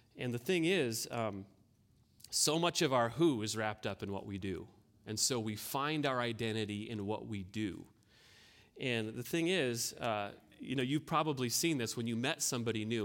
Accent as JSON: {"language": "English", "region": "North Dakota", "country": "United States", "tie": "born or raised there", "said": "I grew up on a farm here in North Dakota."}